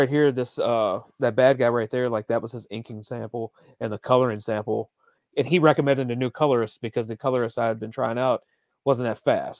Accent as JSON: {"language": "English", "country": "Greece", "said": "Like, I'm from Greece, and like, in this issue, but later on, there's a character from Greece, and he's excited."}